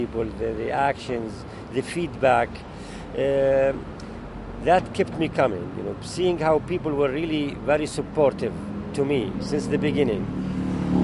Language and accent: English; Jerusalem, Israel; also born or lived in Middle East; I was born in Jerusalem. And really, art gave me hope, gave me love, gave me what I was missing, you know, as I grew up in the middle of the chaos there, you know, in the Middle East.